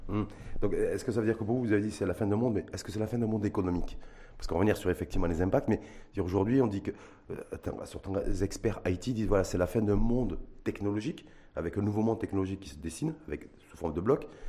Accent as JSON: {"language": "French", "country": "Morocco", "said": "chez nous au Maroc"}